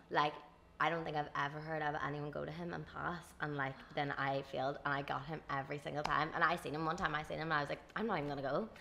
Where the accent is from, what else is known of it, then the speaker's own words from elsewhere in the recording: Dungannon, Northern Ireland, United Kingdom; I'm from Dungannon